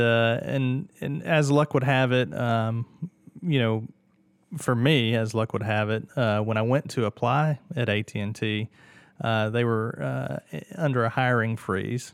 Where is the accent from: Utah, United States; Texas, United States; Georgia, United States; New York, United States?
Georgia, United States; Martinez; also born or lived in Atlanta, Georgia; I was born and raised in Martinez